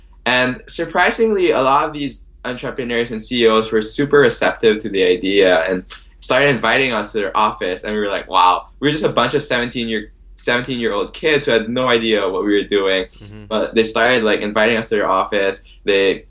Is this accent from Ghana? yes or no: no; Philippines; moved away as an adult; now in Philadelphia, United States; I'm originally from the Philippines, currently an international student here at the University of Pennsylvania